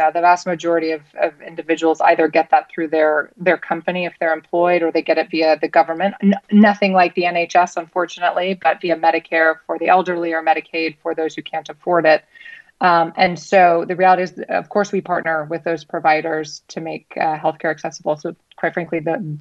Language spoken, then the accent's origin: English; United States; I can say this as an American